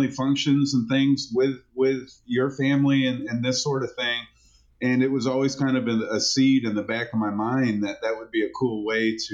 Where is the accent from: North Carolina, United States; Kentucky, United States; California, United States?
North Carolina, United States; Asheville; my hometown of Asheville